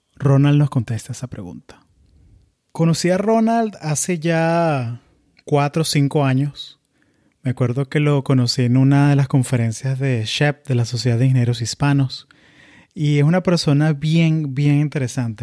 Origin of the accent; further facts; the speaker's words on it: Florida, United States; also born or lived in Venezuela; yo crecí en, o sea, yo nací en Venezuela, crecí en la Florida